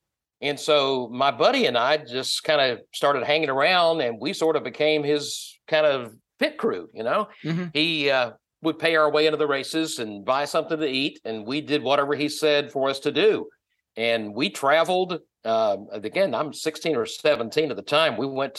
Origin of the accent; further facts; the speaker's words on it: Wilmington, North Carolina, United States; I was born and raised in just outside of Wilmington, North Carolina.